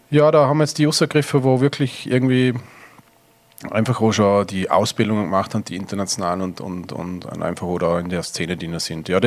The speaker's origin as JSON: {"language": "German", "town": "Lochau", "region": "Vorarlberg", "country": "Austria", "tie": "born or raised there", "said": "Erstens mal aufgewachsen am Bodensee, Lochau."}